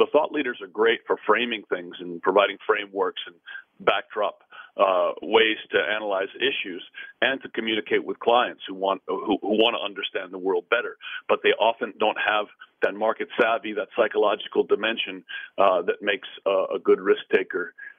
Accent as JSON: {"language": "English", "region": "California", "country": "United States", "tie": "born or raised there", "said": "And now I run a glorified private family office from my hometown in California."}